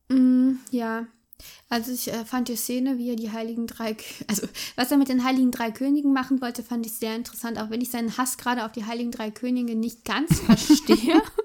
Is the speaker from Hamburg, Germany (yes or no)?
yes; Hamburg, Germany; Ich bin in Hamburg aufgewachsen